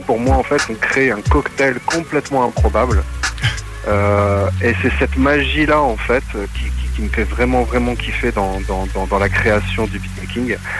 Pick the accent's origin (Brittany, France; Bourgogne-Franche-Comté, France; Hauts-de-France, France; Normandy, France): Hauts-de-France, France; Maubeuge; now in Valenciennes, France; je suis donc de France, région du Nord originaire de Maubeuge et là je suis sur Valenciennes